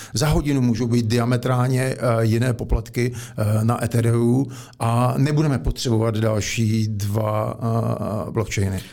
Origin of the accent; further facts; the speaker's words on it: Czechia; z podstaty jsem Čech